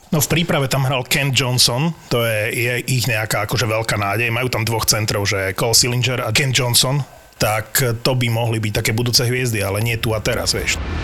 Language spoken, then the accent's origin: Slovak; Slovakia; ja ako Slovák